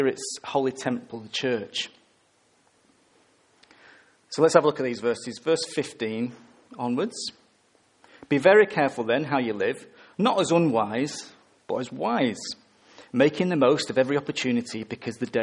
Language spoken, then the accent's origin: English; England, United Kingdom; I'm English.